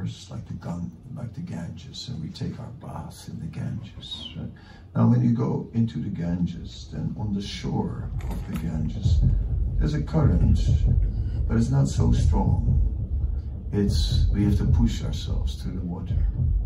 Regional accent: Amsterdam, North Holland, Netherlands; I'm from, not from New York, I'm from Amsterdam

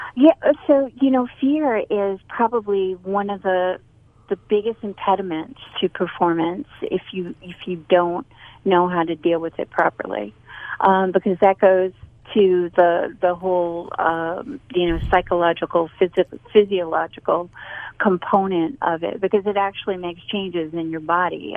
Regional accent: Boston, Massachusetts, United States; now in North Carolina, United States; I'm from Boston.

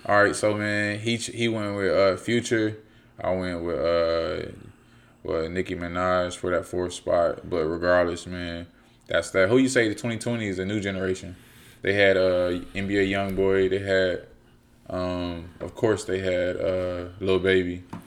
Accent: Fayetteville, United States; growing up in Fayetteville

